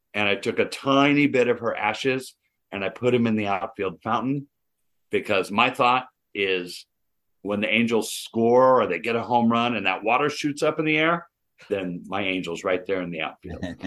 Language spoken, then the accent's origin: English; Anaheim, California, United States; We grew up in Anaheim